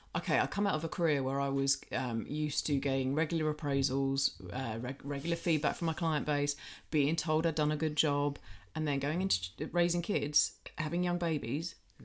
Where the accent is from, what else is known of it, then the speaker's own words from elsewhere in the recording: United Kingdom; I'm just being British